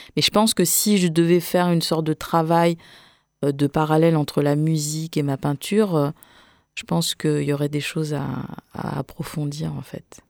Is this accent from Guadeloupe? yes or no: yes; Saint-Claude, Guadeloupe; à Saint-Claude, là où sont nés mes parents et là où je suis née en Guadeloupe